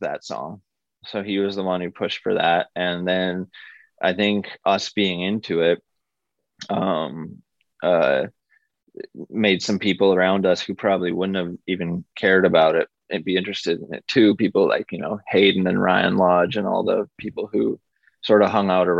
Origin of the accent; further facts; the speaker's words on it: Vancouver, British Columbia, Canada; we're from Vancouver, we're from the west side of Vancouver